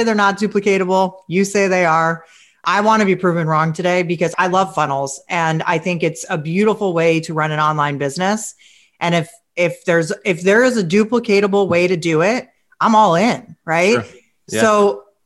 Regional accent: New York City, New York, United States; I'm from New York City

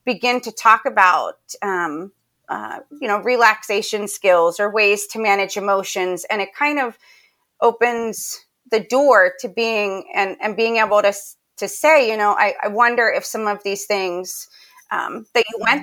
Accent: Pennsylvania, United States; moved away as an adult; now in Charlotte, United States; I grew up in Pennsylvania, and I loved living there

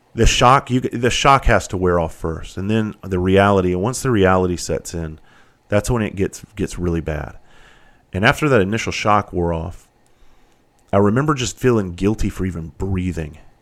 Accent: Bluffton, South Carolina, United States; I grew up in Bluffton, South Carolina

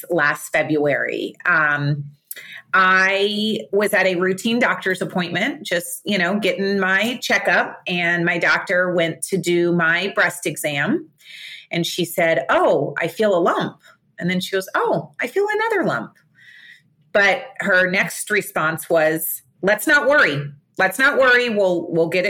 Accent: Fort Lauderdale, Florida, United States; I live in Fort Lauderdale, Florida. I was born and raised here.

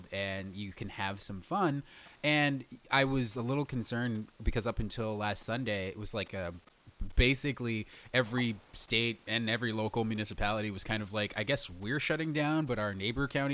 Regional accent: Fresno, California, United States; moved away; I come from Fresno and I have family who live there still.

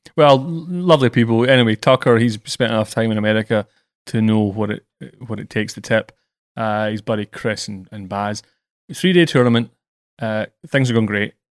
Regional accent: Scotland, United Kingdom; I'm British and Scottish.

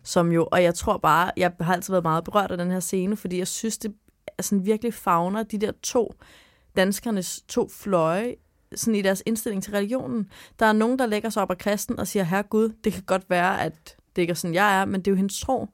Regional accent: Sorø, Zealand, Denmark; i Sorø, hvor jeg er fra

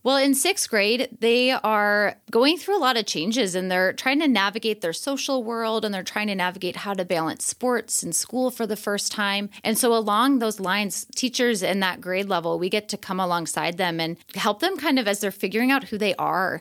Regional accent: northwest suburbs of Chicago, Illinois, United States; moved away as an adult; also born or lived in Asia / Arizona; now in Redmond, United States; I'm from the northwest suburbs of Chicago, so like forty-five minutes outside of the city

